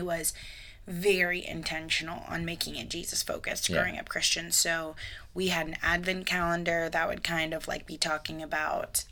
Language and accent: English; Florida, United States; now in Midwest, United States; I grew up in Florida